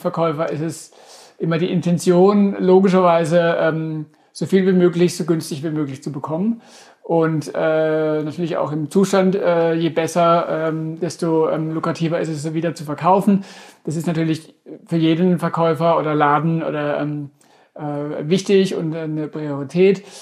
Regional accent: Durmersheim, Baden-Württemberg, Germany; ich bin ja aus Domersheim gebürtig, äh, vor Ort von Karlsruhe

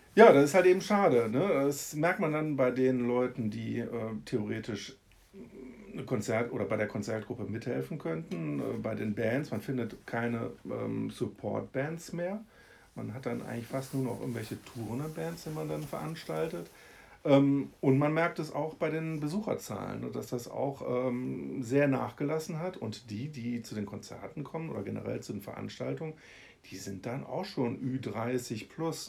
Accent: Haan, North Rhine-Westphalia, Germany; also born or lived in Solingen (Ohligs); Bin aber in äh, Hahn aufgewachsen

